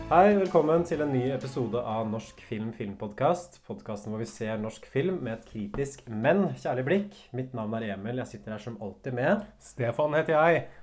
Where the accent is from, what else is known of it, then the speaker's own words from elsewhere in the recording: Hamar, Innlandet, Norway; now in Oslo, Norway; jeg kommer fra Hamar også, og Hamar har et visst sånn rånemiljø